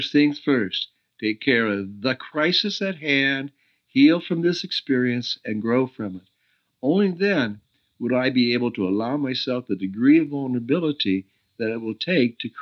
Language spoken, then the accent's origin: English; United States; moved away as an adult; also born or lived in Oregon; now in Costa Rica